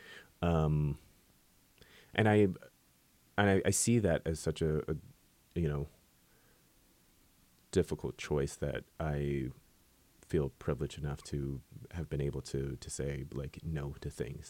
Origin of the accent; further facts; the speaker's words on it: San Francisco, California, United States; growing up in San Francisco